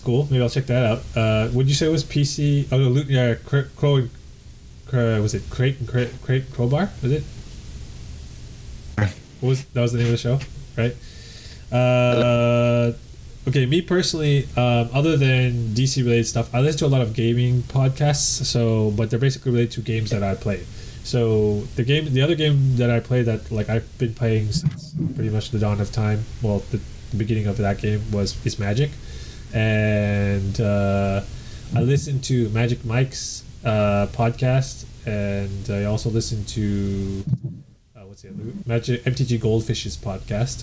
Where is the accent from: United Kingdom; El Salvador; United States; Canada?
Canada; I'm Canadian